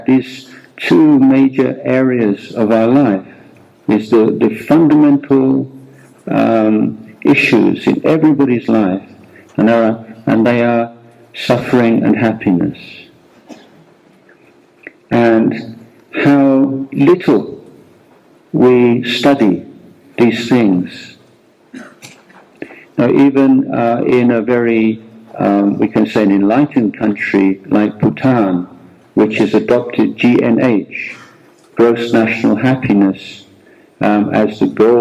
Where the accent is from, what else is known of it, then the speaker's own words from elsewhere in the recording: England, United Kingdom; moved away as an adult; also born or lived in India; now in Thailand; I was born in England and lived more than 17 years in England, and then I left England